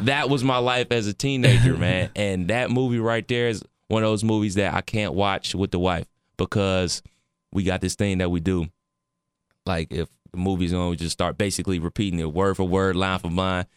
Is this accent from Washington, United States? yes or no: no; Cleveland, Ohio, United States; where I grew up in Cleveland